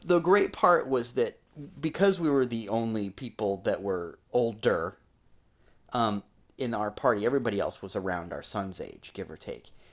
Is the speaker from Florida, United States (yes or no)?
yes; Florida, United States; growing up in Florida